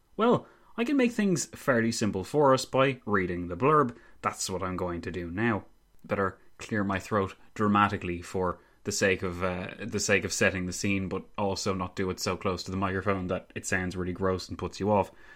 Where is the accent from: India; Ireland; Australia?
Ireland; being Irish is that we natives